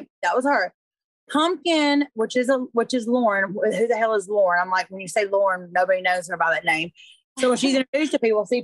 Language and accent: English; Griffin, Georgia, United States; also born or lived in Hampton, Georgia; I grew up in Hampton, Georgia, Griffin, Georgia. I grew up in like a small town.